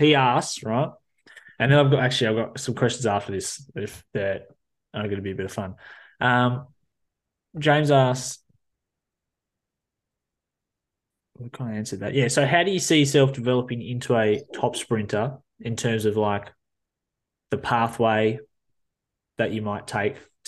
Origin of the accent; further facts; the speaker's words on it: New Zealand; now in Australia; I'm from New Zealand, but still I live here